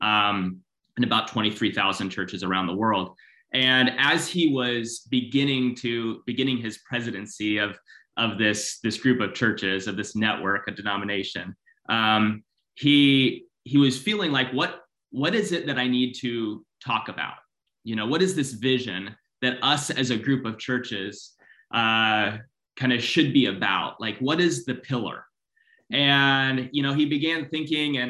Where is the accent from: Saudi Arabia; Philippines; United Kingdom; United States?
Philippines; I grew up in the Philippines.